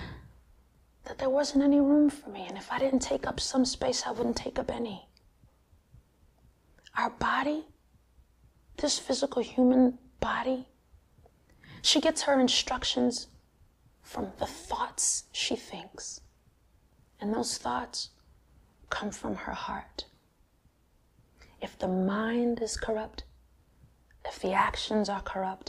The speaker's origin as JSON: {"language": "English", "area": "Long Island", "region": "New York", "country": "United States", "tie": "born or raised there", "said": "I grew up in Long Island as a Girl Scout, playing the saxophone in the band"}